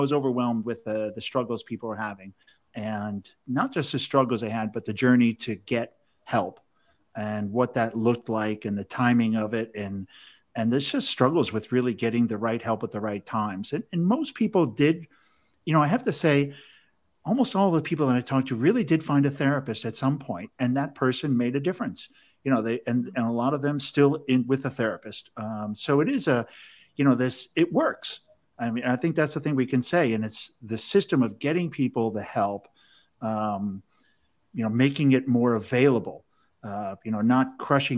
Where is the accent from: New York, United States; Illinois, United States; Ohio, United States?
Illinois, United States; Chicago; I'm from Chicago. We always say you guys.